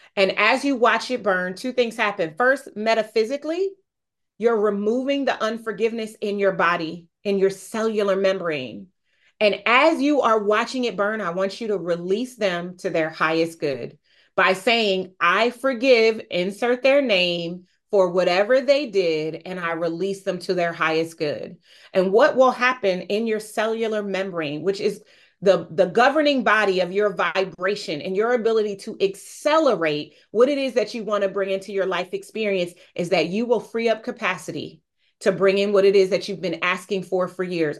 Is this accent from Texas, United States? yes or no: no; Wilmington, Delaware, United States; also born or lived in Newcastle, Delaware; now I live in Newcastle, Delaware. I moved, but yes, I'm from Wilmington, Delaware